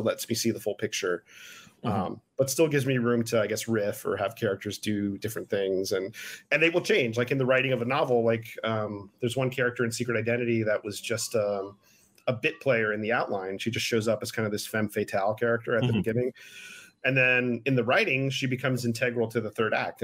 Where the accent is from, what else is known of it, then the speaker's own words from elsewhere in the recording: United States; my hometown. It's going to be about someone like me, Cuban American